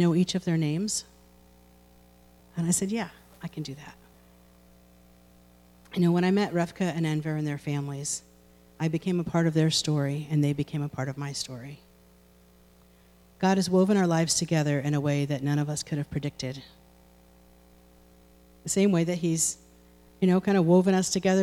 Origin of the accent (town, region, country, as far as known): United States